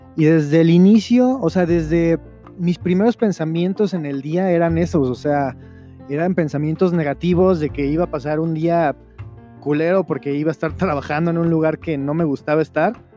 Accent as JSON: {"language": "Spanish", "region": "Veracruz", "country": "Mexico", "also_born_or_lived": "Chihuahua / Mexico City / Querétaro", "moved": "as an adult", "said": "yo soy jarocho, yo soy de Veracruz"}